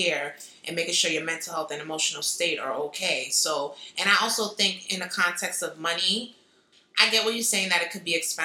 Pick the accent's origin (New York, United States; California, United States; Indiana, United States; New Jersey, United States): New York, United States; New York City; I'm not a Brooklyn head, so I'm from the Bronx